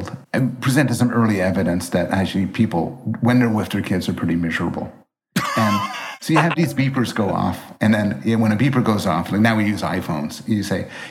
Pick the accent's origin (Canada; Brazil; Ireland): Canada; Montreal, Quebec; I was raised in Montreal, and I took French all the time for hours, and I am horrible at it.